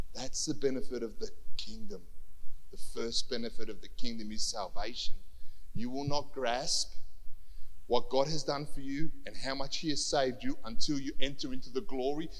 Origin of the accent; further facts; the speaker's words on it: Cyprus; now in Australia; I wasn't born here, right? I was born in Cyprus